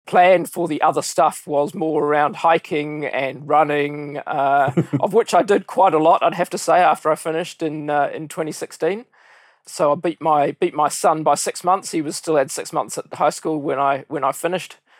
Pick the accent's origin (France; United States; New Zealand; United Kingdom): New Zealand; came back to my hometown, started with Coopers and Lybrand